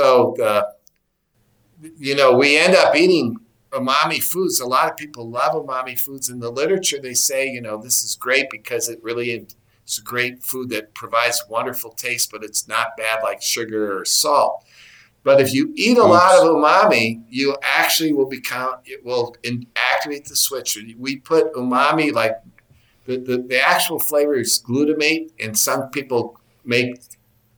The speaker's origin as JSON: {"language": "English", "region": "Wisconsin", "country": "United States", "said": "I'm from Wisconsin"}